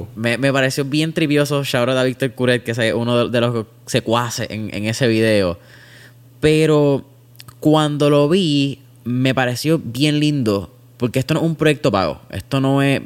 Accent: Puerto Rico; la cultura que nosotros miramos como puertorriqueños

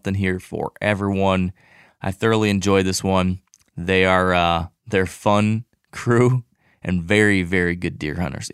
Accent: Michigan, United States; my home state of Michigan

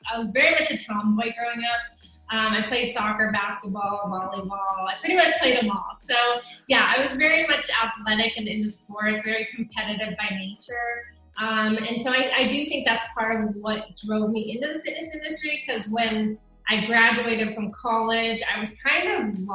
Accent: Oregon, United States; moved away as an adult; also born or lived in Alaska / South Dakota; now in Texas, United States; I was actually born in Alaska, and then I moved to Oregon when I was about 8. I lived there for a long time. I went to college there, graduated from the University of Oregon

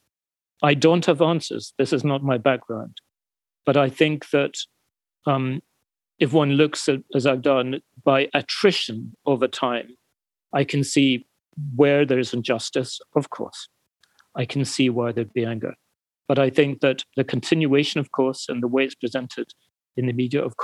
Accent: United Kingdom; I'm British

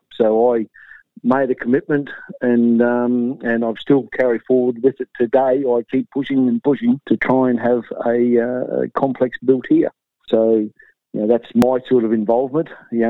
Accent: Gold Coast, Queensland, Australia; also born or lived in Rockhampton; born and bred on the Gold Coast, and then through work commitments with my father, we ended up in Rockhampton when I was about 10 or 12.

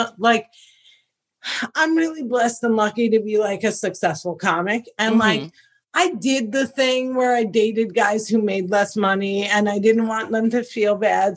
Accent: New Jersey, United States; I'm born and raised in Jersey

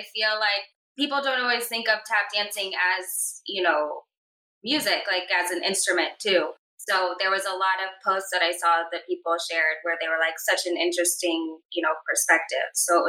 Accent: Tampa, Florida, United States; now in West Palm Beach, United States; I was born and raised in Florida, from Tampa, Florida. Now I'm in West Palm Beach, Florida.

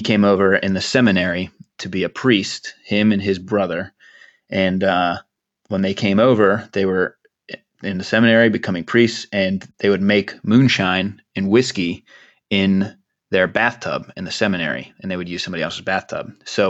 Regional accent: Poughkeepsie, New York, United States; born there; and I was born in Poughkeepsie, New York, because my dad was, I don't think he was in engineering at IBM.

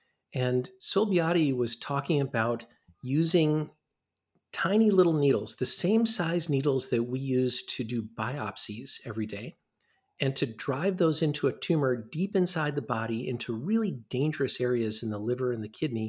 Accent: Midwest, United States; And growing up in the Midwest, I didn't realize how much I missed that until I came back.

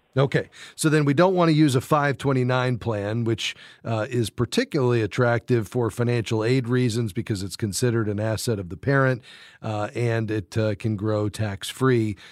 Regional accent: Fort Lauderdale, Florida, United States; my hometown, Fort Lauderdale, Florida.

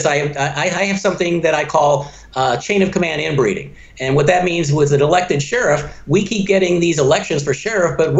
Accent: Detroit, Michigan, United States; now in Pinellas County, United States; I grew up in Detroit.

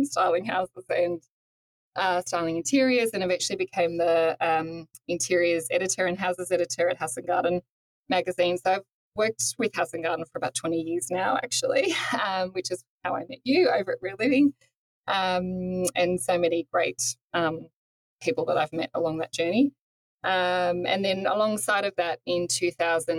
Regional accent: Toowoomba, Queensland, Australia; moved away as an adult; now in Sydney, Australia; I grew up in Toowoomba, up in Queensland

